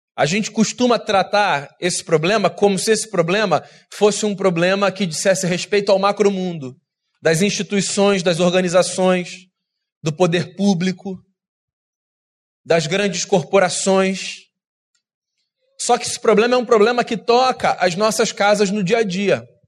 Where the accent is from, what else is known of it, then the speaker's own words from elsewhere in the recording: Rio de Janeiro, Brazil; Eu sou carioca